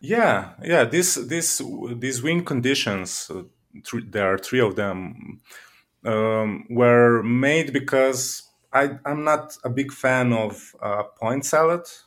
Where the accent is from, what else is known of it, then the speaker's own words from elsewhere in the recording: Slovenia; I'm from Slovenia